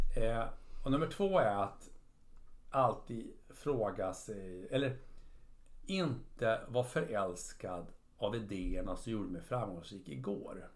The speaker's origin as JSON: {"language": "Swedish", "country": "Sweden", "tie": "born or raised there", "said": "Jag är uppväxt i i Sverige"}